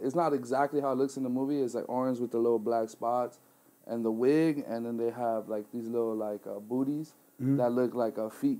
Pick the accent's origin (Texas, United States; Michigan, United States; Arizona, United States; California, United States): California, United States; Compton; I'm 24 years young. I'm from Compton, California.